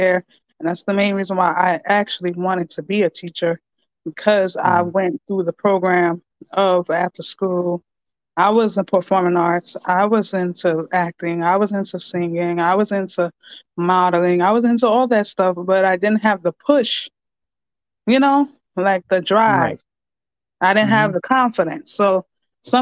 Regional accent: New York City, New York, United States; also born or lived in Queens; been growing up in the Bronx all my life. I just finally moved out to Queens.

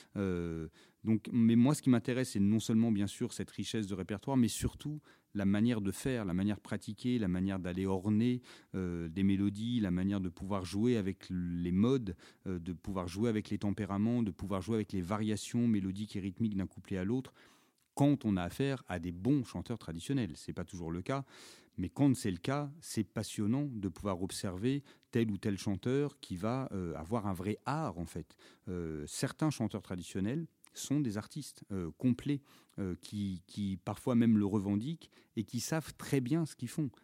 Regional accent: Auvergne-Rhône-Alpes, France; moi je suis originaire d'Auvergne

